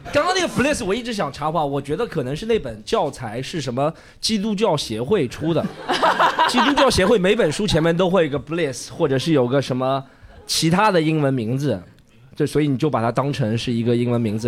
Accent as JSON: {"language": "Chinese", "region": "Shanghai", "country": "China", "tie": "born or raised there", "said": "我是上海长大的"}